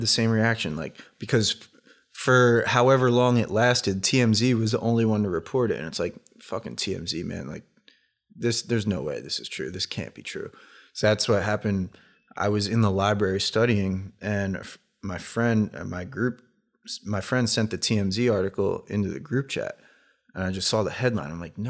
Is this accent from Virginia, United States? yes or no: no; Philadelphia, Pennsylvania, United States; I love Allen Iverson because I'm from the Philly area, and he was the Sixers and everything.